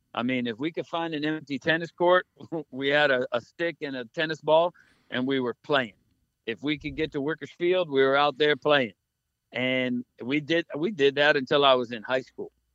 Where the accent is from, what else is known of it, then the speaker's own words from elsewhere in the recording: Key West, Florida, United States; when I grew up in Key West